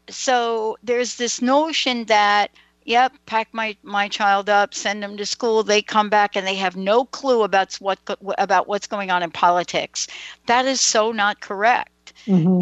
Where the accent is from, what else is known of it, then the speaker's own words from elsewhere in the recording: New York, United States; I grew up in New York.